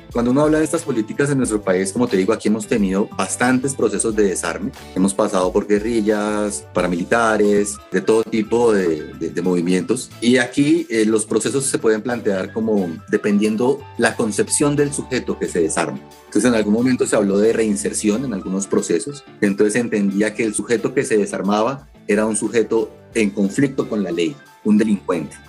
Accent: Colombia; como colombiano

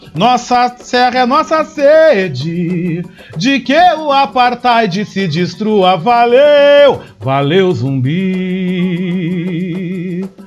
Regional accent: Brazil; now in Porto Alegre, Brazil; como cidadãos e como brasileiros

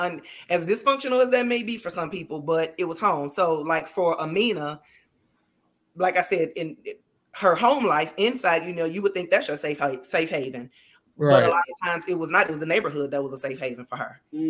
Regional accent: Chicago, Illinois, United States; So the book is based loosely off of my life. I'm from Chicago.

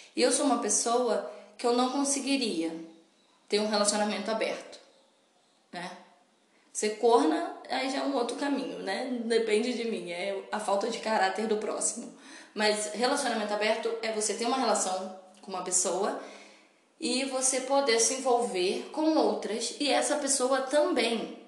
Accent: Petrópolis, Rio de Janeiro, Brazil; a cidade natal que é Petrópolis, minha cidade natal. Que é uma cidade do interior do Rio de Janeiro.

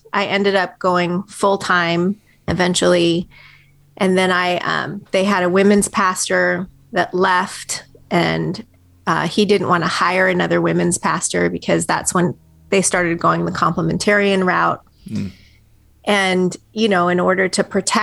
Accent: California, United States; moved away as an adult; also born or lived in Tehran, Iran / London, United Kingdom; now in Tennessee, United States; I grew up in California, lived there my whole life until I moved here to Tennessee 7 years ago

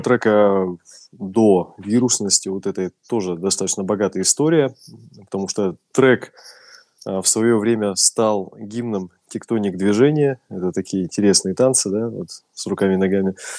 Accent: Russia; я из России

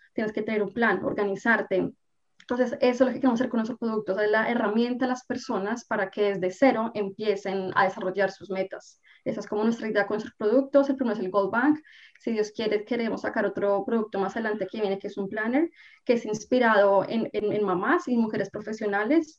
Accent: Colombia; moved away as an adult; now in Canada; soy colombiana, vivo en Canadá aproximadamente ya hace unos 10 años

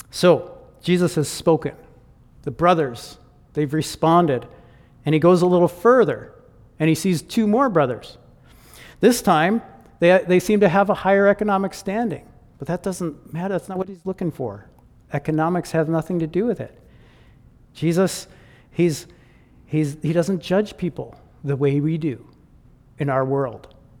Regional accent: Michigan, United States; moved away as an adult; now in Chilliwack, Canada; I grew up in Michigan

